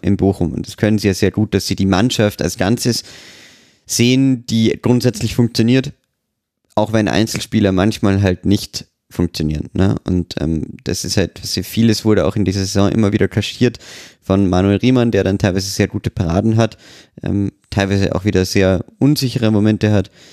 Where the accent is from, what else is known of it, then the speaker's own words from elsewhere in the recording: Austria; als Österreicher